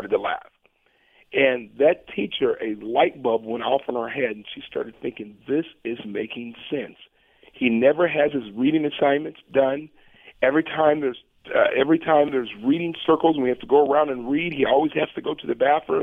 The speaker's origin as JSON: {"language": "English", "town": "Portland", "region": "Oregon", "country": "United States", "tie": "born or raised there", "moved": "yes", "said": "I was born right here in Portland"}